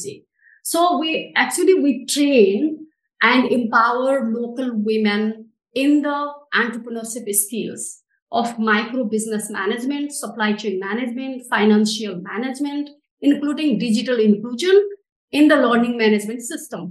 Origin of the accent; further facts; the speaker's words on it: Nepal; I am from Nepal.